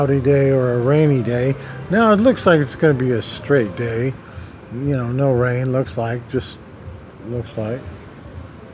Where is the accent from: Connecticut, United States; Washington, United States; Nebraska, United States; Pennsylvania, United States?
Nebraska, United States; moved away; I was from Nebraska